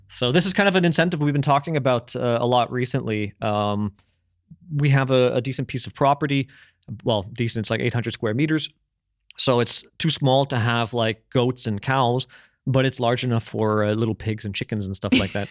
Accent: Canada; moved away; when I was growing up in Canada

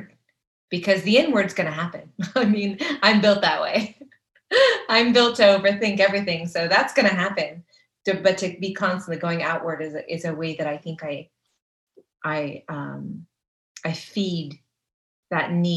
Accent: California, United States; now in Kentucky, United States; I'm from California

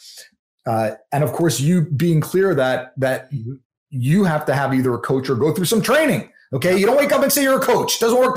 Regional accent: New York, United States; I'm from New York and I talk pretty quick

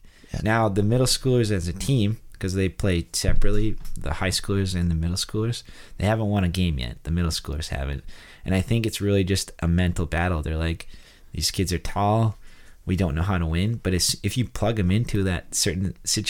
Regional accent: North Dakota, United States; moved away; I come from a farming background, you know, I'm a redneck from North Dakota

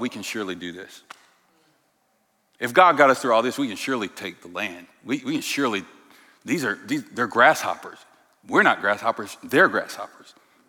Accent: St. Louis, Missouri, United States; now in Portland, United States; I came to you from St. Louis.

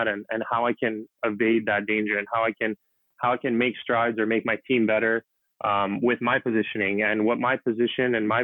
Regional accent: Canada; now that I can play in my home country

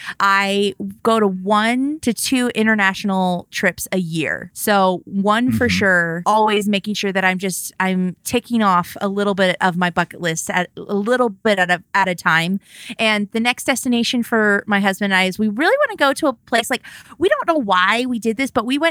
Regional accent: California, United States; we're from California. Like, we don't get snow.

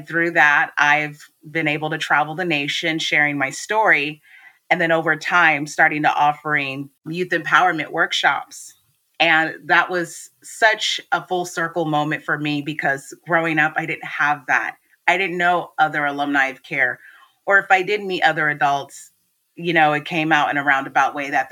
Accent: Washington, United States; I was born and raised in Washington State. I'm currently based in Seattle.

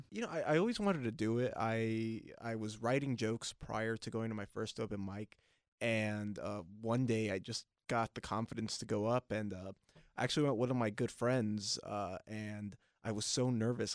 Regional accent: Long Beach, California, United States; we both grew up in, uh, Northside Long Beach

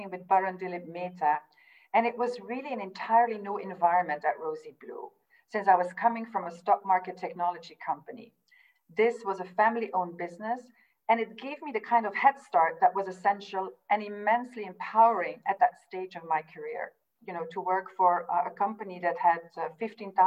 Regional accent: Belgium; now in London, United Kingdom; I'm from Belgium, living in London.

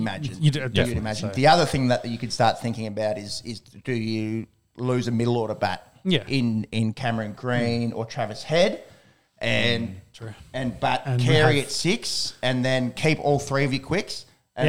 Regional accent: Australia; it's probably a good thing for us as Australian fans

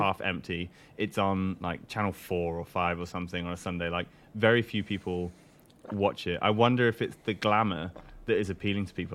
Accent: Newcastle upon Tyne, North East England, United Kingdom; I'm from Newcastle, which is up in the northeast

